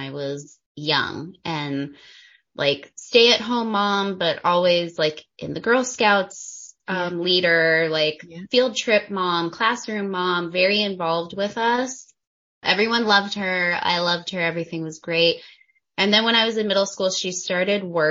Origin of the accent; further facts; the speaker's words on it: New Mexico, United States; moved away as an adult; also born or lived in China; now in Liechtenstein; I was born and raised in New Mexico, USA